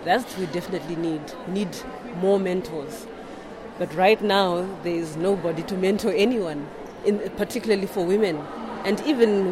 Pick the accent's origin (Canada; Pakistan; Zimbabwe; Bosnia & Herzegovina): Zimbabwe; I'm from Zimbabwe